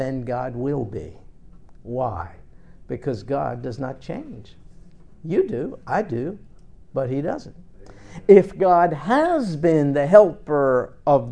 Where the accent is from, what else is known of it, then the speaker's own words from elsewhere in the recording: New York, United States; my time when I grew up in New York